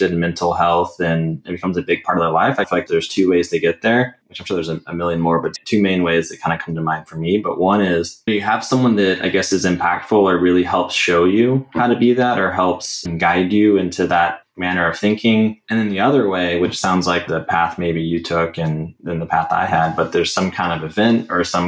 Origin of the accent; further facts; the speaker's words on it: Katy, Texas, United States; I grew up in the Katy area